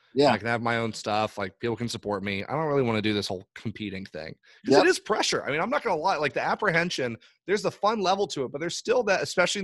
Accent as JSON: {"language": "English", "country": "Ireland", "tie": "born or raised there", "said": "I grew up overseas in Ireland. My parents are missionaries over there."}